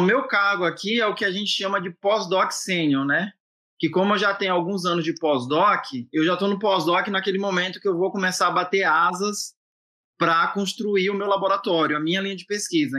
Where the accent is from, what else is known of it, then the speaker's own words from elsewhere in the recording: Ilhéus, Bahia, Brazil; moved away as an adult; also born or lived in Jequié, Bahia; now in Boston, United States; Sou baiano, eu, eu, nasci em Jiquié, né, mas eu fui criado lá no Salobrinho, que é um bairro que é onde fica a nossa universidade, que é um bairro de Ilhéus